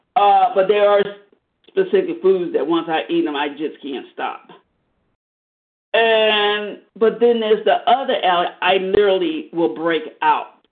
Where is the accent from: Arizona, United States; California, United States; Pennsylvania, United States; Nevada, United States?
Arizona, United States; I grew up in Arizona